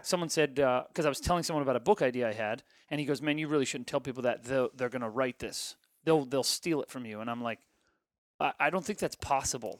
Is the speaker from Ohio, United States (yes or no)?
yes; Ohio, United States; I grew up in Ohio